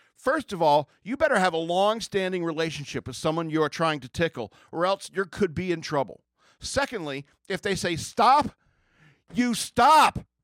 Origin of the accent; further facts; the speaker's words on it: United States; I grew up in America